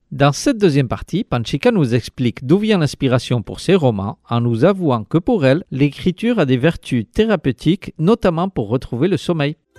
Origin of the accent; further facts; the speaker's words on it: Hendaye, Nouvelle-Aquitaine, France; moved away as an adult; now in Ustaritz, France; Je viens d'Andaï, euh, j'ai vécu à peu près oui, 20 ans à Andaï